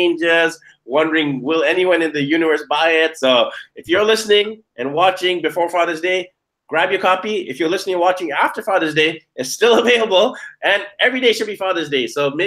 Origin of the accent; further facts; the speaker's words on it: Vancouver, British Columbia, Canada; I'm originally from Vancouver, BC, Canada